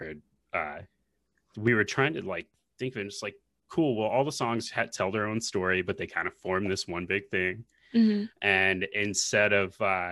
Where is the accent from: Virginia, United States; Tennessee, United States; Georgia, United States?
Tennessee, United States; Nashville; I'm born and raised in Nashville.